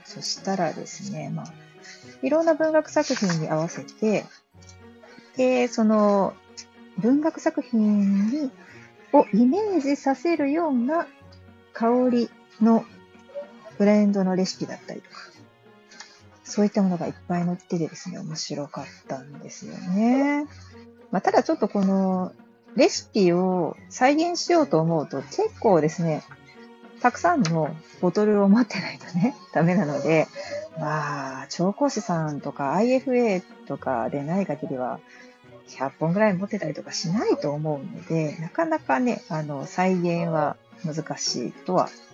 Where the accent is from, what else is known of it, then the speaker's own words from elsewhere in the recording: Osaka, Japan; 大阪人なんで